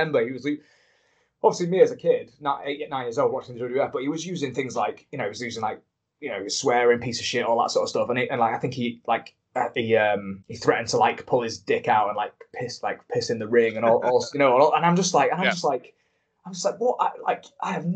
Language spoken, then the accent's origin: English; Grimsby, Yorkshire and the Humber, United Kingdom; I'm from Grimsby.